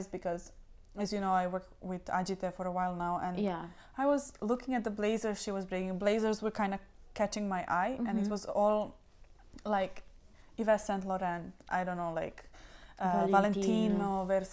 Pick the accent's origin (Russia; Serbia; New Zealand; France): Serbia; Belgrade; now in Dublin, Ireland; we are coming from Belgrade, don't get me wrong, we are coming from a capital of Serbia